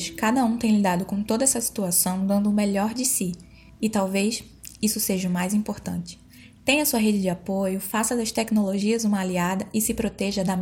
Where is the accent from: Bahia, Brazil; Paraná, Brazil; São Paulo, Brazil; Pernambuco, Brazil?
Pernambuco, Brazil; now in João Pessoa, Brazil; Eu sou pernambucana e tive a oportunidade de ir para casa quando tudo ficou mais complicado aqui em João Pessoa.